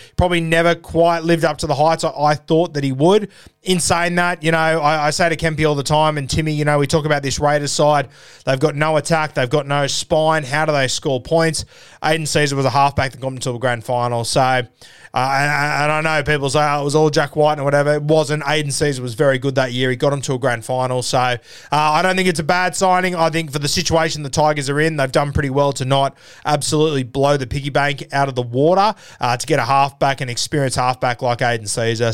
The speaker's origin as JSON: {"language": "English", "town": "Sydney", "region": "New South Wales", "country": "Australia", "tie": "born or raised there", "said": "When I was a kid uh, growing up in Sydney"}